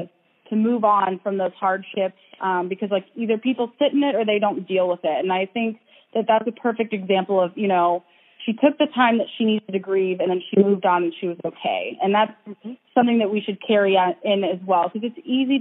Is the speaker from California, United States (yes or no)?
no; Ohio, United States; moved away; I also grew up in Ohio